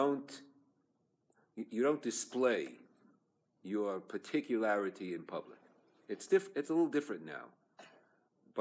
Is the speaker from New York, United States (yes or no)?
yes; New York City, New York, United States; moved away; also born or lived in Los Angeles; I was born in Borough Park